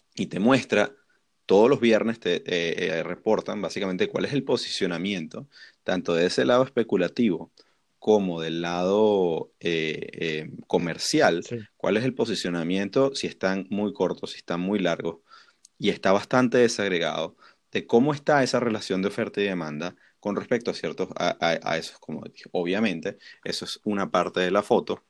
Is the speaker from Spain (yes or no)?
no; Venezuela; Nosotros que somos venezolanos